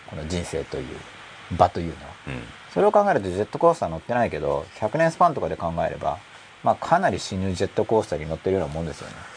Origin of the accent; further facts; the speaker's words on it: Gunma, Japan; now in Tokyo, Japan; 僕群馬出身だから